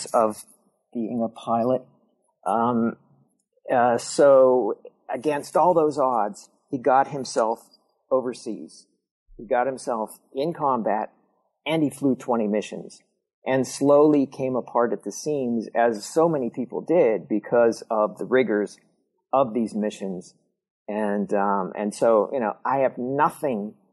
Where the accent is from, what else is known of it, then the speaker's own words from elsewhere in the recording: California, Pennsylvania, United States; We both grew up in small southwestern Pennsylvania college towns. He grew up in Indiana, PA. I grew up in California, PA.